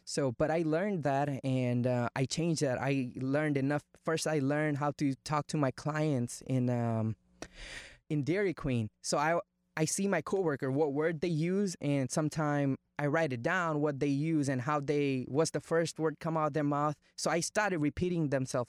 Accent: India; English is a second language; moved away as an adult; now in United States; I was born in India, grew up in India, and I moved to America when I turned 19

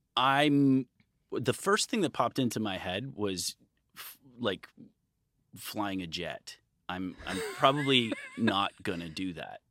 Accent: Midwest, United States; now in California, United States; I grew up in the Midwest

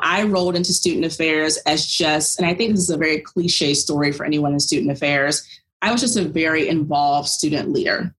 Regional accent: about an hour from Williamsburg, Virginia, United States; went to college of William and Mary in Williamsburg, Virginia. It's about an hour away from my hometown

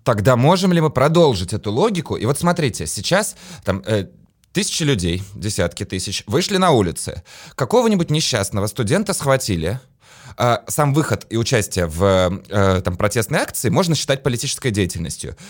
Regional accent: Latvia; я сам из Латвии

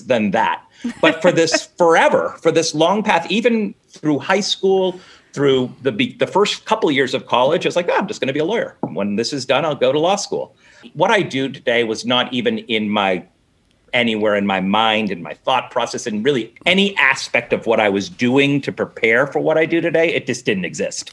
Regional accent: Newton, Massachusetts, United States; I'm from Newton mm-hmm. which is the one of the it's the first suburb of Boston

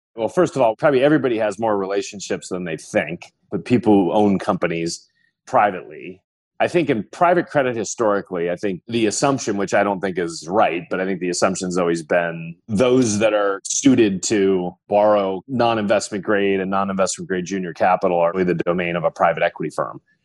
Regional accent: Libertyville, Illinois, United States; I grew up in the northern suburbs of Chicago, so a suburban town called Libertyville, Illinois.

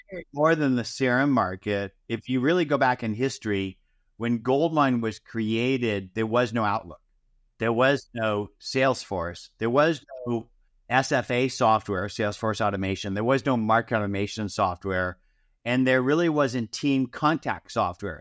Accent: Los Angeles, California, United States; also born or lived in Arleta, San Fernando Valley / Santa Monica; I grew up originally in Hancock Park

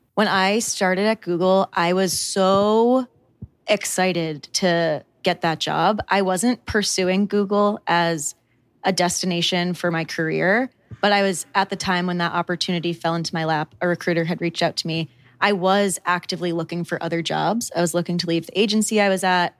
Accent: Connecticut, United States; moved away; also born or lived in New York City; I was born and raised in New England, so very, very rural town in Connecticut, literally population 8,000

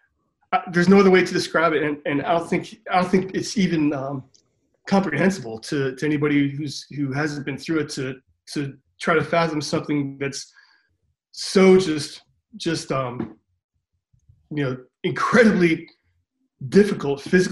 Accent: Cleveland, Ohio, United States; Cleveland, Ohio.

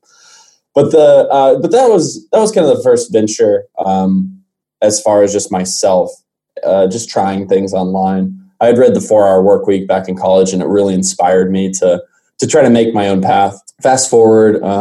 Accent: Arlington, Texas, United States; originally, I'm born and raised in Arlington, Texas.

